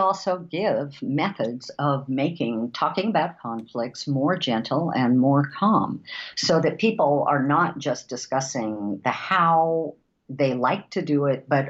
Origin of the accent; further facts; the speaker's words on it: Seattle, Washington, United States; And because we're from Seattle, we would call that the Starbucks model.